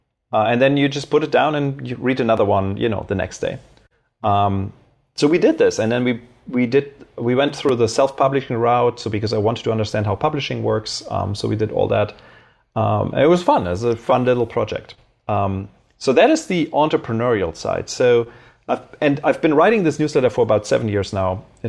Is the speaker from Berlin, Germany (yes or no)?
yes; Berlin, Germany; also born or lived in Cologne; I originally grew up in Germany, so I was born in Cologne. I spent my formative years in Berlin